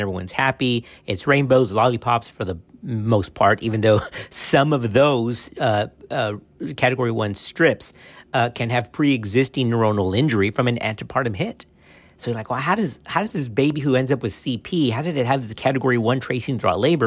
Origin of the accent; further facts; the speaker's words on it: Texas, United States; my home state in Texas